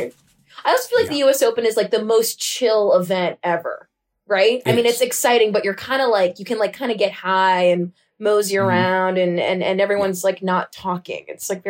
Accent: New York City, New York, United States; So I live right by there, and I'm actually from New York originally. I grew up in Harlem.

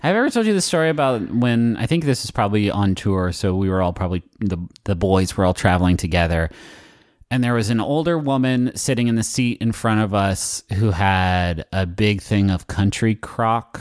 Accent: West Virginia, United States; I'm from West Virginia

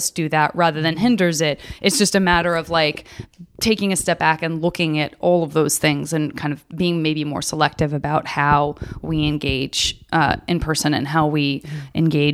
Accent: Arizona, United States; I'm from Arizona

